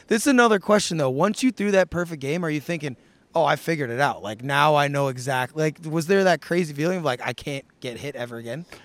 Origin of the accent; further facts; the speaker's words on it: St. Louis, Missouri, United States; I grew up in Saint Louis